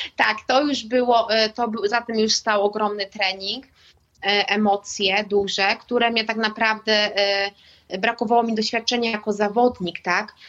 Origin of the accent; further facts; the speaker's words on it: Warmian-Masurian Voivodeship, Poland; pochodzę z Mazur